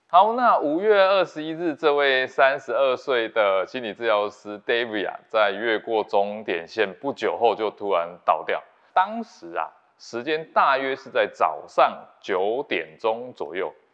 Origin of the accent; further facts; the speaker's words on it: Taiwan; 对我们台湾人来讲